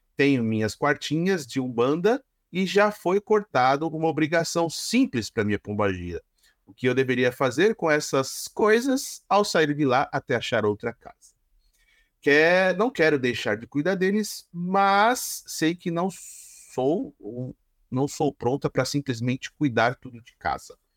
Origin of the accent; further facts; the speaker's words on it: São Caetano do Sul, São Paulo, Brazil; eu vim do tá... reinado de São Caetano do Sul